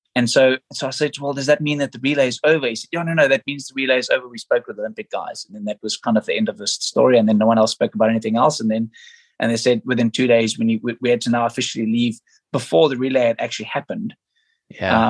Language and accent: English; South Africa; Me being a South African